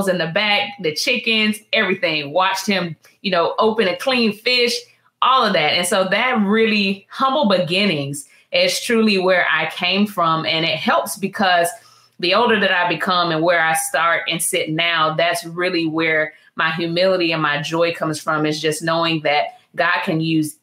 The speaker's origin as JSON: {"language": "English", "town": "Tallahassee", "region": "Florida", "country": "United States", "tie": "born or raised there", "also_born_or_lived": "Atlanta, Georgia / Midway, Florida", "said": "I was born in Atlanta, Georgia. But my mom and her family are from Gadsden County, Florida, which is about 20 miles outside of Tallahassee, Florida. So I grew up in both Tallahassee, Florida and Midway, Florida."}